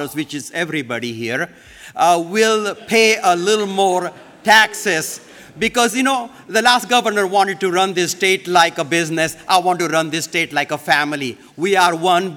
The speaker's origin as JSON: {"language": "English", "country": "India", "tie": "born or raised there", "moved": "yes", "lives_now": "Michigan, United States", "said": "when I was growing up in India, my family fell into dire poverty"}